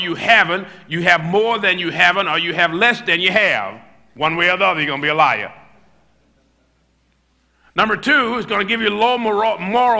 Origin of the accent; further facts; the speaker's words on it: United States; I'm a preacher from America